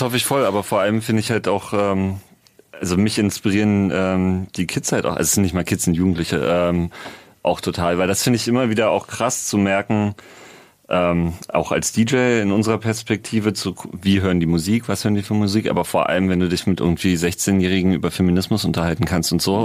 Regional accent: Berlin, Germany; wir kommen beide aus Prenzlauer Berg, sind da irgendwie entweder sogar, ne, geboren nicht, aber aufgewachsen

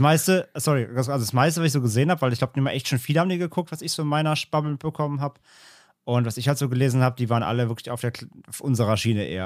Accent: Germany; als Deutscher

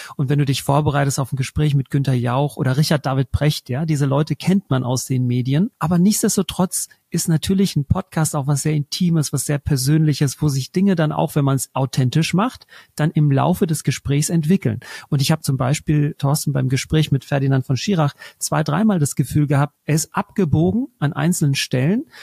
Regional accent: Germany; wo kommst du her? Und dann sage ich Deutschland

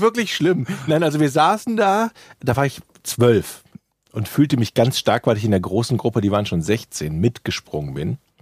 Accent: Ratingen, North Rhine-Westphalia, Germany; Ich komme ja aus Rating

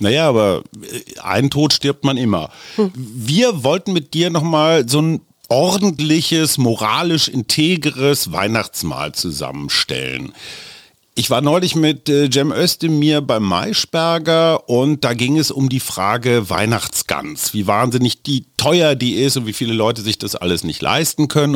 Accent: Oldenburg area, Lower Saxony, Germany; Ich komme aus der Gegend

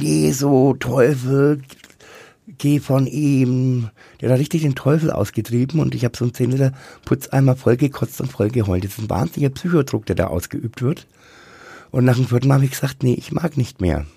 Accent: Bad Windsheim, Bavaria, Germany; moved away as an adult; also born or lived in Rummelsberg / Nuremberg; Geboren und aufgewachsen bin ich in Bad Wensheim

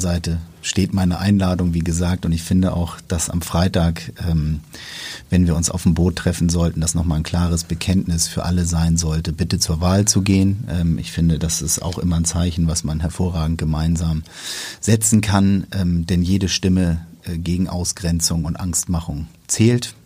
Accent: Hamburg, Germany; wir jetzt hier als Hamburger

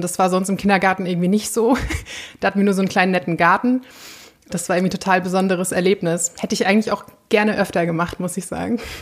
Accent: Flensburg, Schleswig-Holstein, Germany; ich bin auch in der Nähe von Flensburg groß geworden

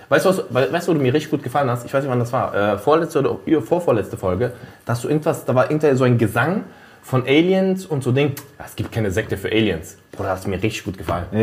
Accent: Naples, Campania, Italy; In Italien, bei uns in Neapel.

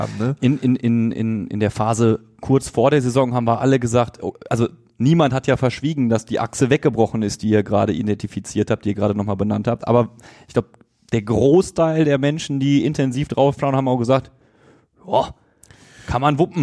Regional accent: Duisburg, North Rhine-Westphalia, Germany; Ich komme aus Duisburg, bin Radio Duisburg Moderator, bin mit dem Verein aufgewachsen

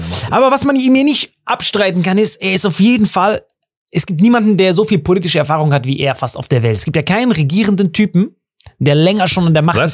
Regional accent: Germany; bei uns in Deutschland

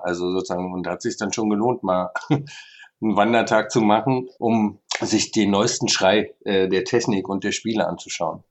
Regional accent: Berlin, Germany

